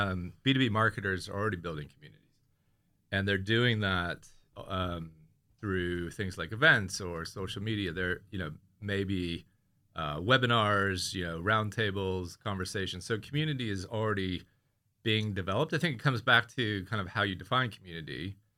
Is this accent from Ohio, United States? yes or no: no; California, United States; now in London, United Kingdom; And I'm from Bay Area, California. I live in Crouch End.